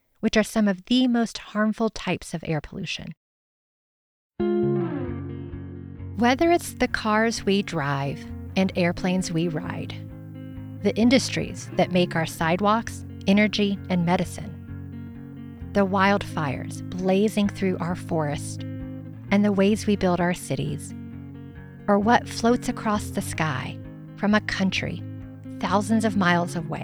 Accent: Indiana, United States; moved away as an adult; now in Colorado, United States; I grew up in a rural part of Indiana, surrounded by farmland and forest

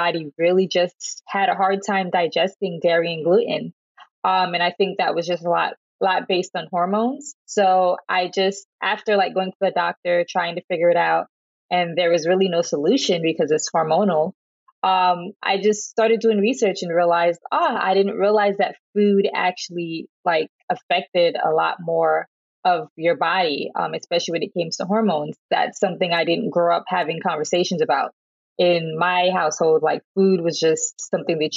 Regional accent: the South, United States; I'm from the South and I have a Jamaican background

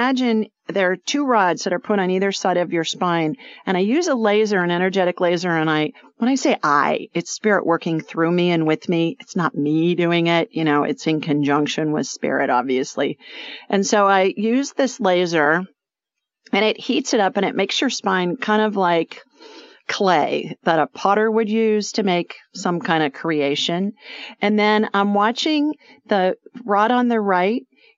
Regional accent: Ohio, United States; moved away as an adult; also born or lived in Los Angeles / South Dakota; Ohio winters where I grew up

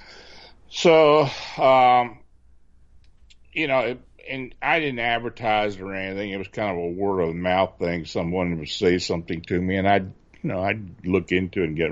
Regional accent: near Gettysburg, Pennsylvania, United States; moved away as an adult; also born or lived in Baltimore, Maryland; I was living near Gettysburg, which I do now again, and I used to spend a lot of time on the battlefield as a kid. So I used to get on my bike and ride from my hometown

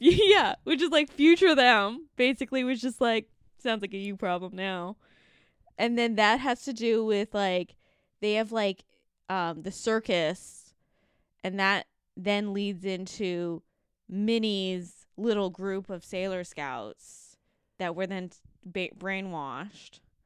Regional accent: Canada; we grew up in Canada

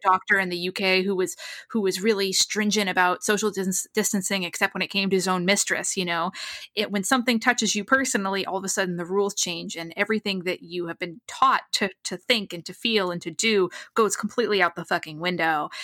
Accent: New England, United States; moved away as an adult; now in Los Angeles, United States; I grew up in New England. I've lived in Los Angeles for a number of years

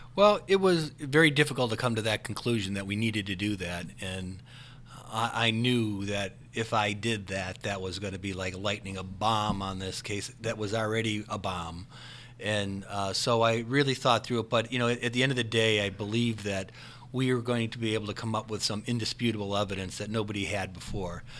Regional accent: Parma, Ohio, United States; I grew up in Parma and I'm still in that area

